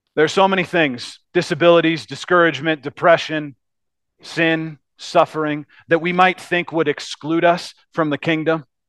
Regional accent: United States; as Americans

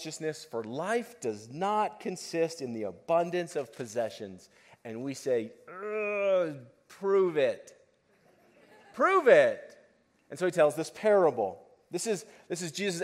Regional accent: United States; living as an American and living where we live as an American

